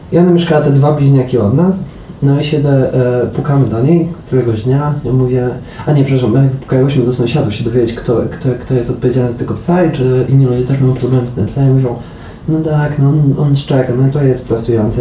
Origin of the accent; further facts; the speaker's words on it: Poland; moved away as an adult; ja już przyjechałem gdyby po, po 25 latach życia w Polsce